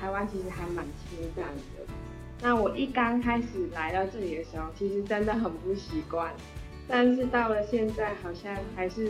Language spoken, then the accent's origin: Chinese; Malaysia; moved away as an adult; now in Taiwan; 是从中国那边移居到马来半岛的，所以我们是华人。所以，但是我们又在马来西亚长大，所以我们就是马来西亚华人。